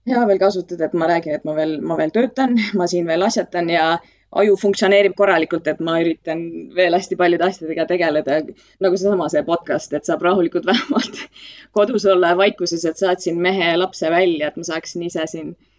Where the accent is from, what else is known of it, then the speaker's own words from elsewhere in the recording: Estonia; moved away as an adult; also born or lived in Ireland / London, United Kingdom; ma olen Eestist eemal olnud kuusteist aastat. ma läksin äh, Iirimaale esialgu